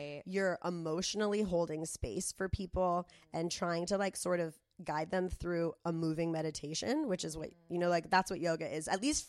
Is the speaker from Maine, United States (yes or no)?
no; Del Mar, California, United States; when I was growing up in Del Mar